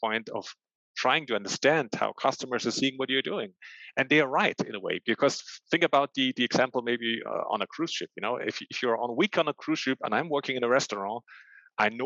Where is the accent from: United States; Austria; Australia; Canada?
Austria; I'm born and raised in Austria